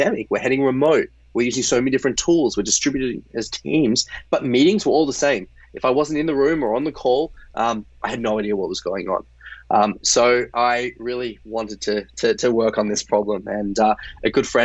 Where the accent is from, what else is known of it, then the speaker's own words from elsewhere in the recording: Australia; moved away; I'm originally Australian